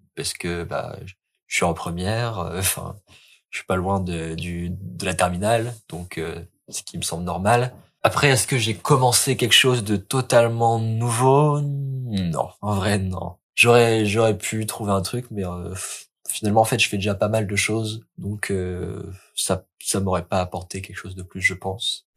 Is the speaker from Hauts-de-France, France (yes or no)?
yes; Lille, Hauts-de-France, France; je suis lillois